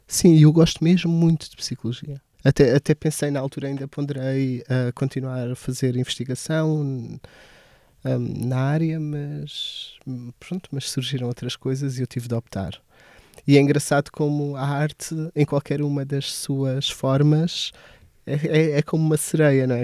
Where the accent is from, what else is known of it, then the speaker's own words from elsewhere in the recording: Portalegre, Alentejo, Portugal; moved away; also born or lived in Santarém; cresci em Porto Alegre. Toda a minha experiência de, até a adolescência foi passada em Porto Alegre.